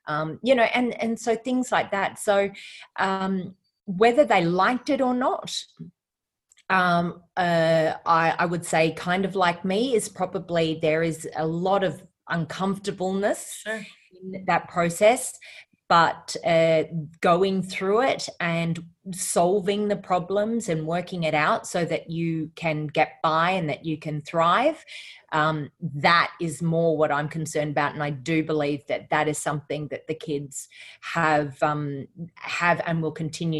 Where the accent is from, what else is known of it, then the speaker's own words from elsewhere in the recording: Australia; Yeah. Well, I think my family moved around quite a bit with my father's work.